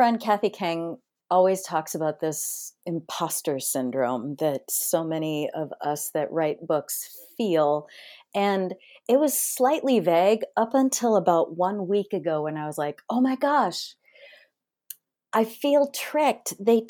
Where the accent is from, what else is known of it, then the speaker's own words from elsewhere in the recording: Wisconsin, United States; born there; I was born in Wisconsin, of all places, to a very hardworking factory worker and a waitress.